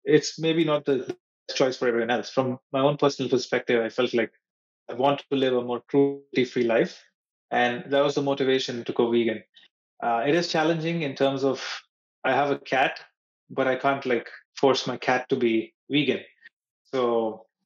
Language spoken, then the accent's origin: English; Mumbai, Maharashtra, India; moved away; when I was in Mumbai, my hometown